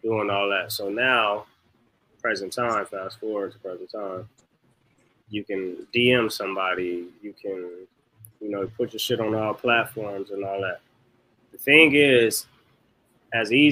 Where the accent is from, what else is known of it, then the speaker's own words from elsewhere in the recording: Los Angeles, California, United States; I'm just somebody from South Central